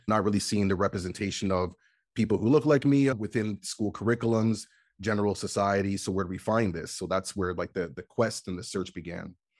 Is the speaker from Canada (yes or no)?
yes; Canada; when I was younger, growing up in Canada, you know, like, we get winter